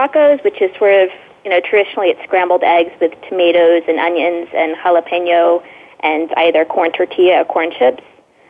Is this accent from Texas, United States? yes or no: yes; Texas, United States; I grew up in Texas, and tacos are just an everyday part of life here. But it definitely, tacos really became the focus of my life when I moved to Austin about 6 years ago.